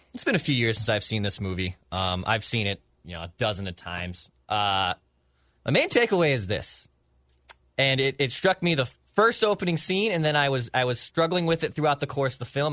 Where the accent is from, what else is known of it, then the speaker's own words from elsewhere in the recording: St. Paul, Minnesota, United States; As someone who grew up a St. Paul kid, I grew up in St. Paul.